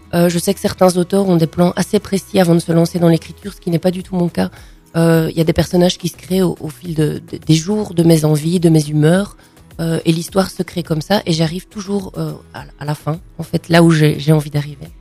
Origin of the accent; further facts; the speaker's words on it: Thuin, Wallonia, Belgium; dans ma ville natale, qui est la ville de Toin